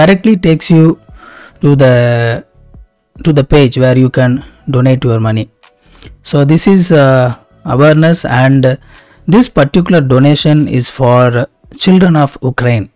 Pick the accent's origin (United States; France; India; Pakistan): India; I am a very small YouTube creator and I am from India